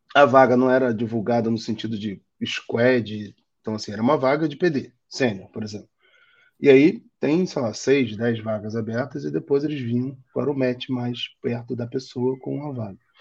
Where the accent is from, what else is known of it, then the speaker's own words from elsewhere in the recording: Rio de Janeiro, Brazil; accent: carioca; moved away as an adult; now in São Paulo, Brazil; meu sotaque acho que entrega que eu sou carioca, mas eu já moro em São Paulo tem três anos e não volto para o Rio